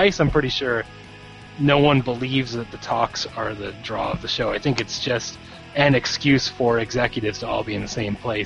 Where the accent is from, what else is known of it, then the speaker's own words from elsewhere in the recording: Las Vegas, Nevada, United States; I'm from Las Vegas